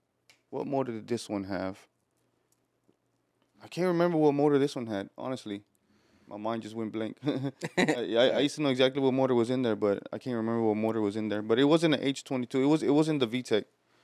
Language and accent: English; Houston, Texas, United States; I'm born and raised here in Houston. My family's from Mexico, Cuernavaca. Yeah, bro, I've been here my whole life